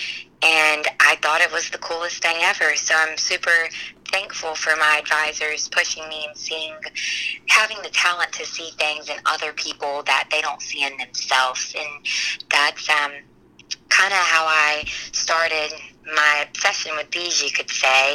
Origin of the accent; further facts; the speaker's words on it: Trenton, Florida, United States; I'm from Trenton, Florida, so really small rural town.